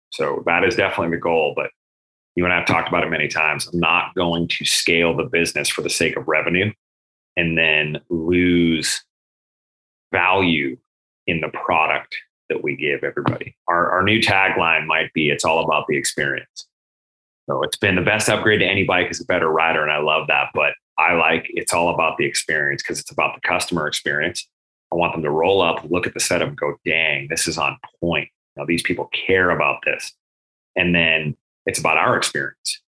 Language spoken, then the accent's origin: English; Massachusetts, United States; moved away; I was born in Massachusetts